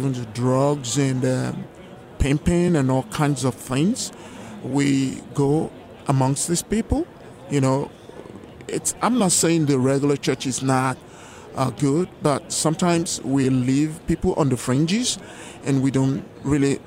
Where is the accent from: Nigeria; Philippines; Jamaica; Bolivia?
Nigeria; Lagos; moved away; And I was born in Lagos, Nigeria, some 57 years ago.